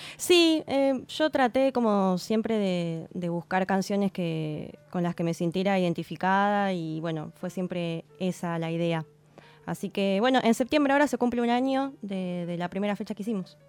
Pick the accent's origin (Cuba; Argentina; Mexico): Argentina; Campana, Buenos Aires Province; yo soy de Campana.